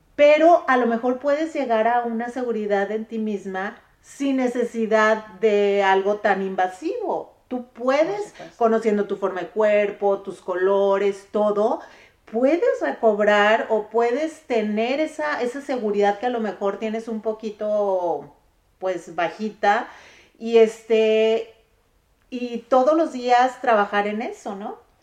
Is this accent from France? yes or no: no; Mexico; como mexicanas somos